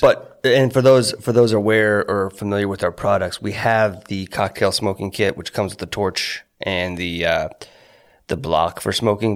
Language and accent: English; Corpus Christi, Texas, United States; I'm from Texas born in Corpus Christi